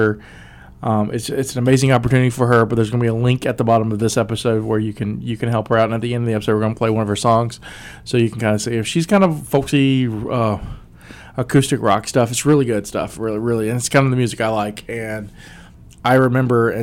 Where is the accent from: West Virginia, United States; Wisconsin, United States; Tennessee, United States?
West Virginia, United States; also born or lived in Alabama; I'm a dude from West Virginia by way of Alabama